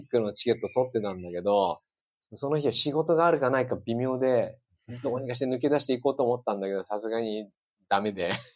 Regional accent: Kanagawa, Japan; 私あの、神奈川出身なので

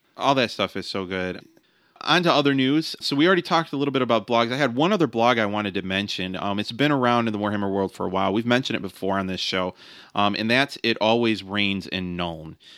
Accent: United States; I'm an American

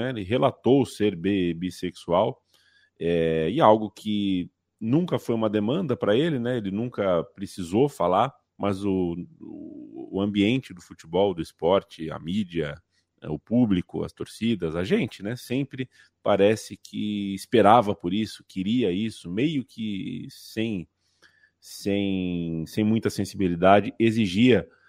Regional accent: São Paulo, Brazil; É nóis, eu é sou paulistano, cara.

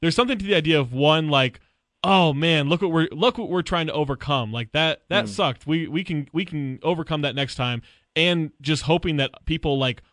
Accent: Sacramento, California, United States; moved away as an adult; now in Salt Lake City, United States; I grew up in Sacramento

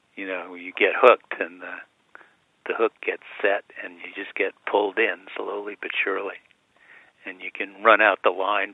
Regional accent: Westchester County, New York, United States; I grew up in Westchester County in New York.

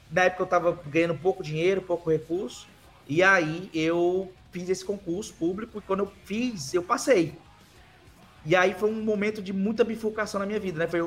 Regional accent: Fortaleza, Ceará, Brazil; Eu sou do Nordeste, sou de Fortaleza, Ceará.

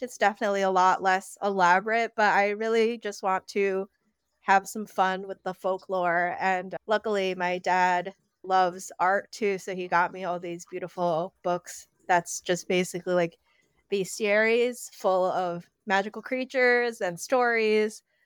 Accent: Connecticut, United States; moved away as an adult; now in New York, United States; I grew up in Connecticut, A K A the most cursed state

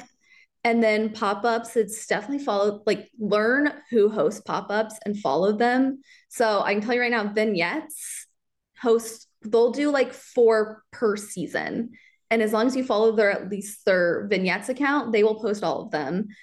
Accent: Kansas City, Missouri, United States; I grew up in Kansas City. I grew up near the Liberty area.

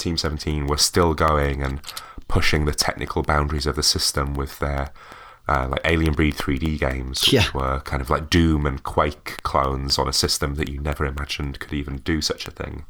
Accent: Wakefield, Yorkshire and the Humber, United Kingdom; moved away as an adult; I'm originally from Wakefield

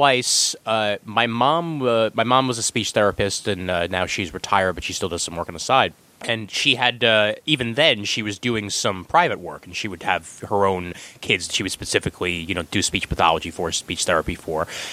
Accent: New York City, New York, United States; where I grew up on Kings Highway and Coney Island Avenue

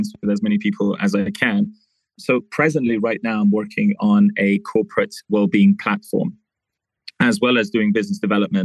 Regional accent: United Kingdom; moved away as an adult; now in Dubai, United Arab Emirates; I was raised in the UK. I'm ethnically Persian, but most of the time I'm between the two countries. I'm in Dubai a lot longer than the UK

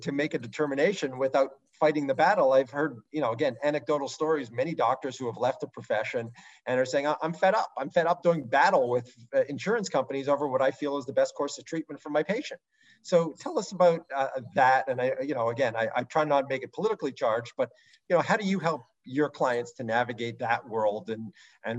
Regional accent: Canada; I'm Canadian

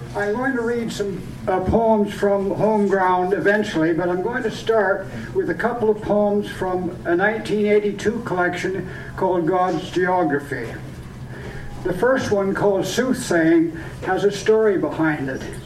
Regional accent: Point Edward, Ontario, Canada; born or raised there; also born or lived in Sarnia, Ontario

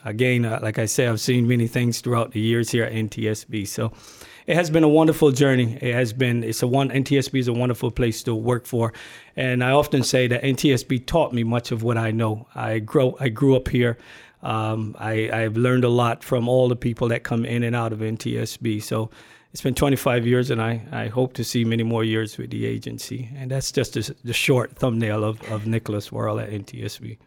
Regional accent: Barbados; also born or lived in Brooklyn, New York / California / Washington, D.C.; now in United States; I was born and raised in Barbados. I migrated to this country

